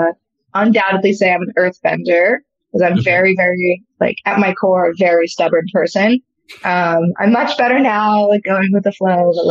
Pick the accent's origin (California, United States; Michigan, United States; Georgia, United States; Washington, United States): California, United States; Los Angeles; I'm from Los Angeles. Grew up going to the beach